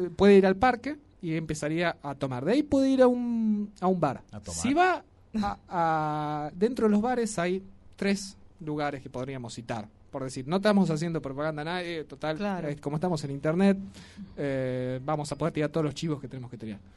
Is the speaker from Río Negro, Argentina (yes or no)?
yes; Río Negro, Argentina; now in Tucumán, Argentina; yo vengo de una provincia donde no hay tradiciones, vio ustedes yo soy de Río Negro